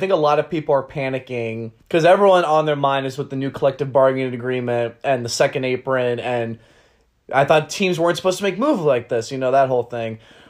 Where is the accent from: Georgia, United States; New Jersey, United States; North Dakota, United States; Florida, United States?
Florida, United States; Miami; Miami, my hometown team, is your runner-up.